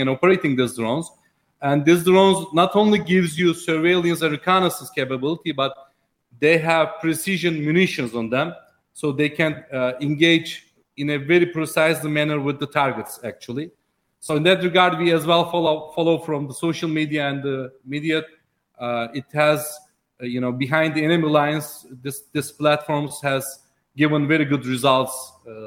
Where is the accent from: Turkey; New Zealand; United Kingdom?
Turkey; we as Turkey